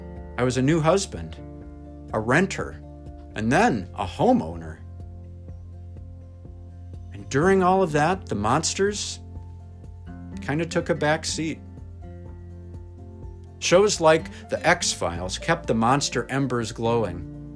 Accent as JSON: {"language": "English", "region": "Central Michigan", "country": "United States", "tie": "born or raised there", "also_born_or_lived": "Detroit, Michigan / Fort Wayne, Indiana / Chicago, Illinois", "moved": "as an adult", "said": "growing up in Central Michigan"}